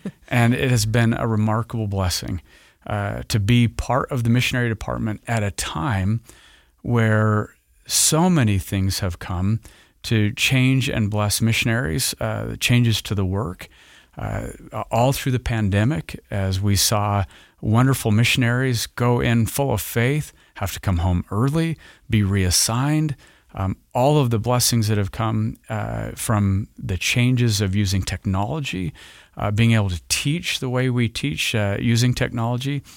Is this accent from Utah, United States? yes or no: yes; Roy, Utah, United States; I grew up in northern Utah in the Roy area of goodly parents